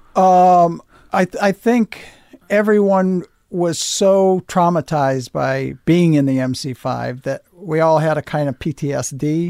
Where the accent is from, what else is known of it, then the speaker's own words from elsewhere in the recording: United States; But I'm an American. I live here.